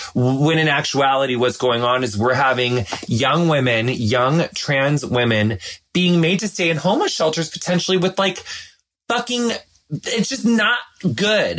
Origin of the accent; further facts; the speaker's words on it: across the river from Hannibal, Missouri, western Illinois, United States; I'm from Illinois, but my hometown is like six hours southwest of Chicago. It's like right on the Mississippi River, across the river from Hannibal, Missouri